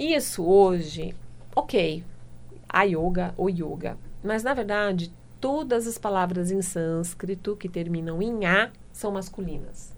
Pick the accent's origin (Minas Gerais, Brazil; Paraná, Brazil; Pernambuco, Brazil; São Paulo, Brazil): São Paulo, Brazil; Limeira; Eu sou de Limeira, eu sou lá do interior